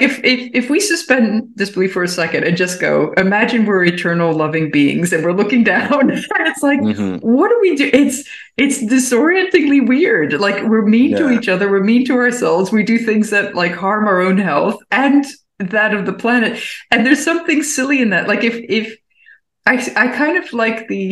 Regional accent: Baltimore, Maryland, United States; now in Berlin, Germany; I'm from Baltimore originally

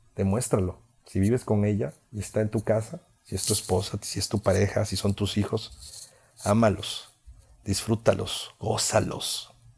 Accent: Veracruz, Mexico; fui locutor de radio durante ocho años en mi ciudad natal, que está dentro del estado de Veracruz.

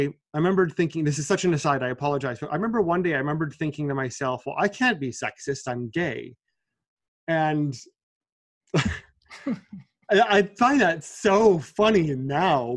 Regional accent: Milwaukee, Wisconsin, United States; moved away as an adult; now in New York, United States; I'm from Milwaukee, Wisconsin, which is the number one most racially segregated city in the United States

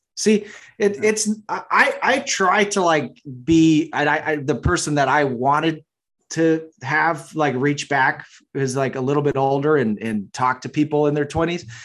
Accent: Massachusetts, United States; I'm from Massachusetts

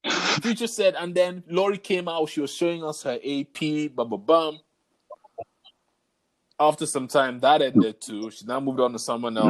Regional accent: Nigeria; we are Nigerian

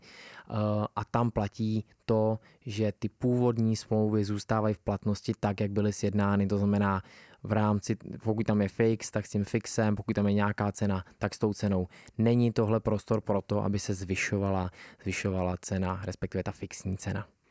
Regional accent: Czechia

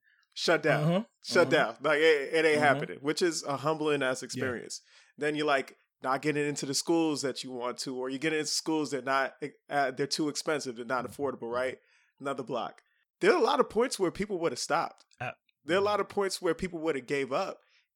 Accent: New York City, New York, United States; I grew up in Queens Village.

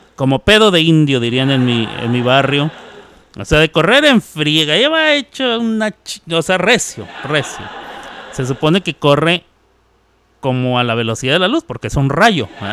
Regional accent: Ciudad Juárez, Chihuahua, Mexico; moved away; Ciudad Juárez, Chihuahua. Em, en donde yo crecí, después de los 10 años ahí

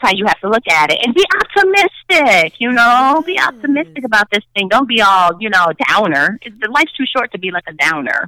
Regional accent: Chicago, Illinois, United States; accent: Chicago accent; I'm a Chicagoan, I'm a mm-hmm. Chicago girl

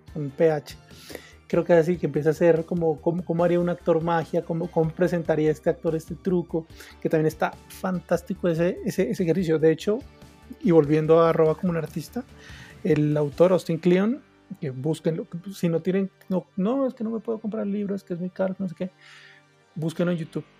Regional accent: Pasto, Nariño, Colombia; soy de Pasto

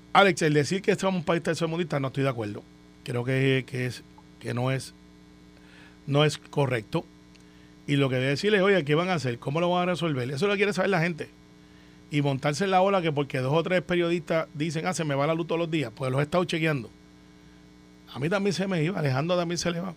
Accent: Puerto Rico; como muchos puertorriqueños

